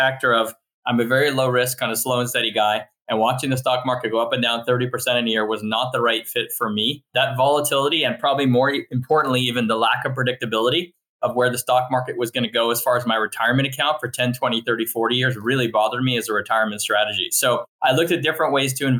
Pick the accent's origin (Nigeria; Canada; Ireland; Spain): Canada; Montreal, Quebec; now in United States; I'm originally from Montreal and I kind of spent half my life growing up there and then moved here